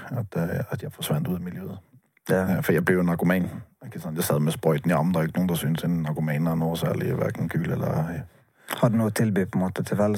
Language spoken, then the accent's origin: Norwegian; Bergen, Vestland, Norway; Det liker jeg som bergenser